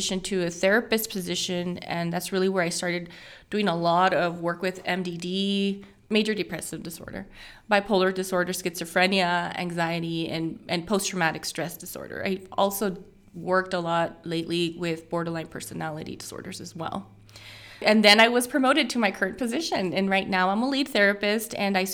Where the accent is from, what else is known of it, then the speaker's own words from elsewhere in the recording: Fabens, Texas, United States; moved away as an adult; also born or lived in Colorado; I'm from Fabens. I graduated from Fabens High School